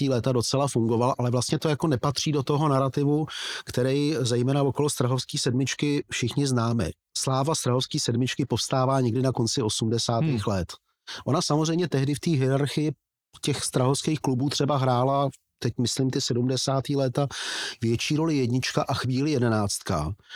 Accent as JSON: {"language": "Czech", "town": "Plzeň", "region": "Plzeň Region", "country": "Czechia", "tie": "born or raised there", "said": "hokejový to tým mého rodného města"}